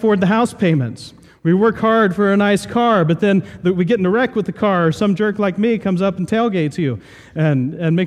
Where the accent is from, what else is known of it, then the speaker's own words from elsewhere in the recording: Southern Ohio, United States; I grew up in Southern Ohio, and we had a few apple trees